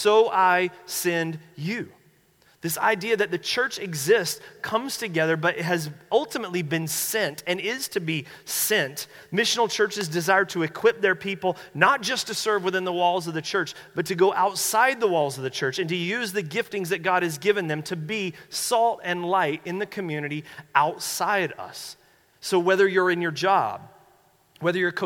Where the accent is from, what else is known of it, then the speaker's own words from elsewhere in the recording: North Carolina, United States; moved away; I'm from North Carolina